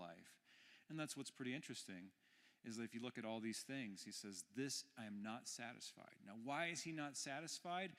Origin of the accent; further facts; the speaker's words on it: Texas, United States; I'm from Texas, so I called her Meemaw